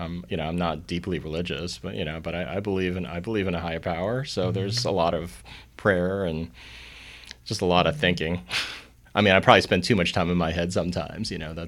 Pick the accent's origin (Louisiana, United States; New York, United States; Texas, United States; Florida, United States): New York, United States; Long Island; I'm from Long Island, and I hung around a lot of Jewish people, so the word kvetch came out.